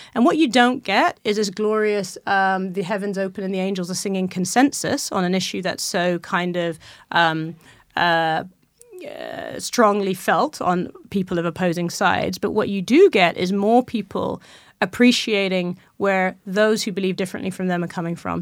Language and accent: English; Malawi; I was born in Malawi, that's where my mother's from